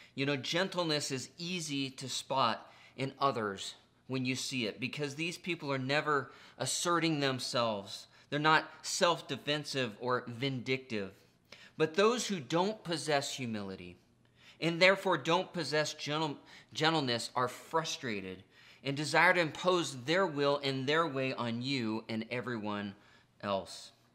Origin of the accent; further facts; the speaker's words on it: United States; being American is not the most important part of my identity